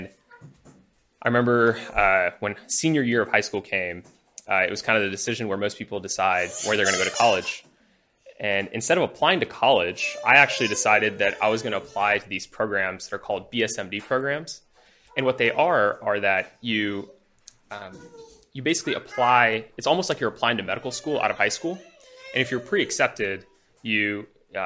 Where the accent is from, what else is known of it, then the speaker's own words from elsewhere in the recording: Huntsville, Alabama, United States; moved away as an adult; also born or lived in India; now in Houston, United States; I grew up in Huntsville, Alabama